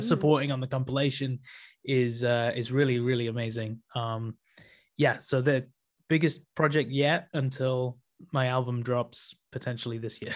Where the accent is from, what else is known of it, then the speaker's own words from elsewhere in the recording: Leeds, Yorkshire and the Humber, United Kingdom; moved away as an adult; from Leeds. Um, I'm, yeah, moved back to my hometown very recently